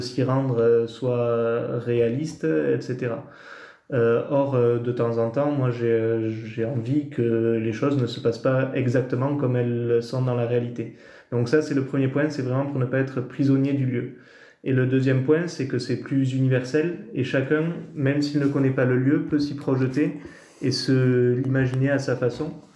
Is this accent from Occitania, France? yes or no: yes; Campan, Occitania, France; also born or lived in Bordeaux; J'ai grandi à Campan, donc dans les, dans les Hautes-Pyrénées